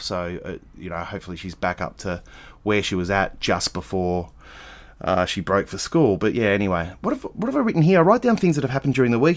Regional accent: Adelaide, South Australia, Australia; I'm from Adelaide

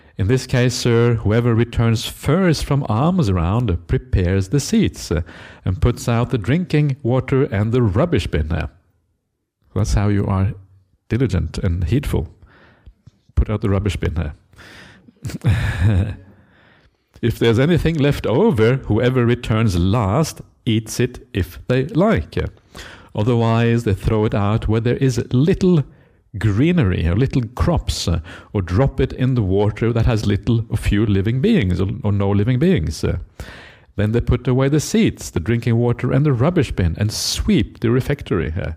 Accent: Norway; now in Australia; I come from Norwegian culture. In Norway, everyone has an opinion.

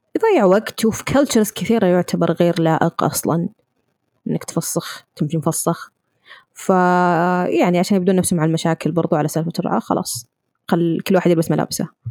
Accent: Riyadh, Riyadh Province, Saudi Arabia; انا من الرياض

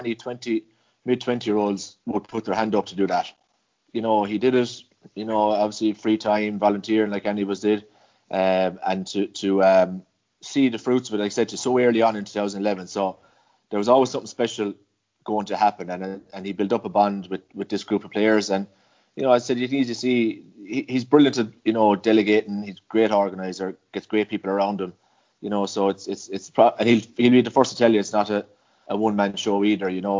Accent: Grangemockler, Munster, Ireland; I'm from South Tipperary, you know, Grange Mochler, where Michael Hogan is from

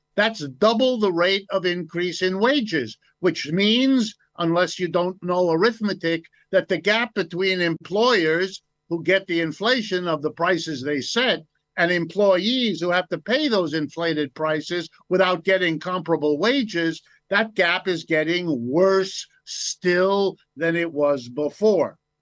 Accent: United States; I was born in the United States. I've lived and worked here all my life.

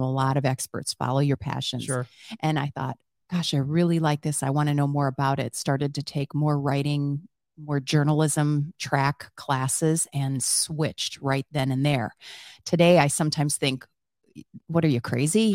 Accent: Wisconsin, United States; moved away; I grew up on a dairy farm in Wisconsin

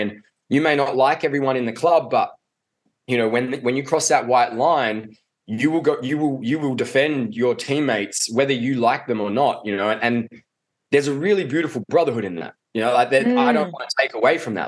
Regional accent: Adelaide, South Australia, Australia; I grew up in Adelaide. Uh, and down in Adelaide, we don't even have rugby.

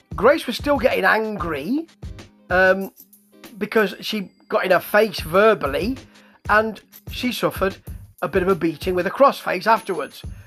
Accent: United Kingdom; I am British

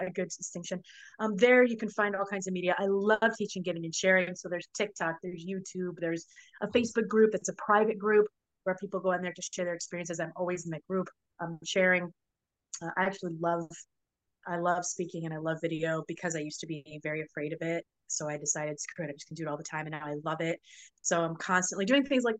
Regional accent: Florida, United States; also born or lived in New Orleans; My family's from New Orleans, but I grew up in Florida, so it was always back and forth

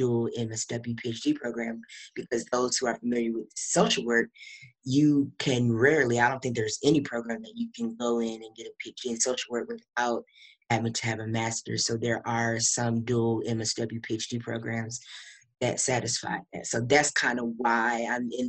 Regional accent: Kalamazoo, Michigan, United States; moved away as an adult; now in Houston, United States; I am originally from Kalamazoo, Michigan, but I just moved to Houston, Texas.

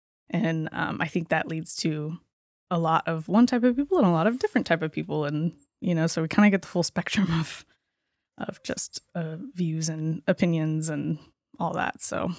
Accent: California, United States; But I was raised here in Humboldt County. … my parents have owned Lima's Pharmacy for the last 25, 30 years.

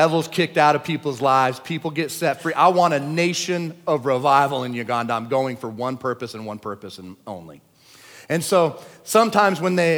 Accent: United States; I'm an American

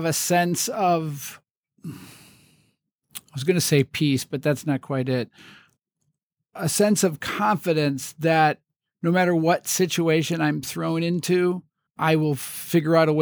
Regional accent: Wilmette, Illinois, United States; growing up in Wilmette

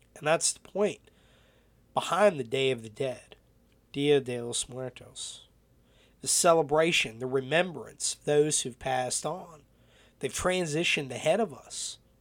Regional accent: North Carolina, United States; growing up in North Carolina

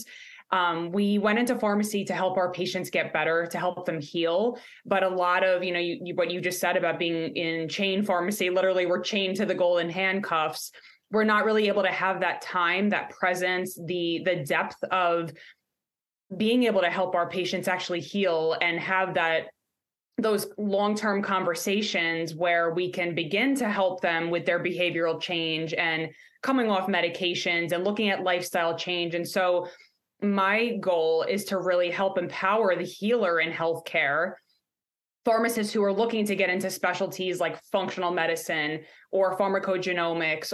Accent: New York, United States; now in Pittsburgh, United States; I'm a Yinzer now. I guess you can say that, even though I'm from New York, you'll hear the accent come out.

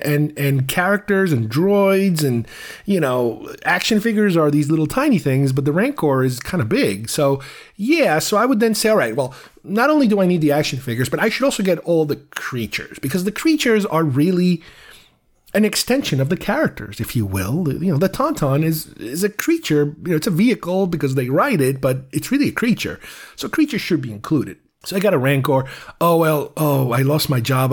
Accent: United States; I grew up in the States, you know, from 79 to late 80s, early 90s

